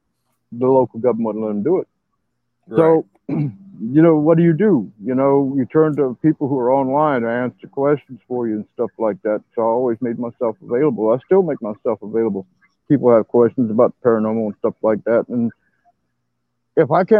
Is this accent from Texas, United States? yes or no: yes; San Antonio, Texas, United States; I'm from San Antonio, Texas.